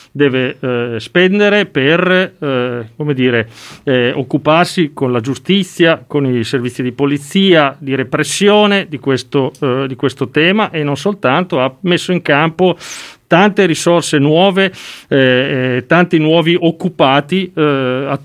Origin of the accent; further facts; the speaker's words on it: Modena, Emilia-Romagna, Italy; Giovanardi, visto che parlo da modenese.